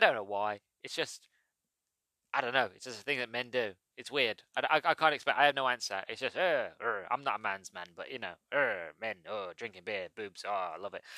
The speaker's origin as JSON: {"language": "English", "country": "United Kingdom", "said": "I'm British"}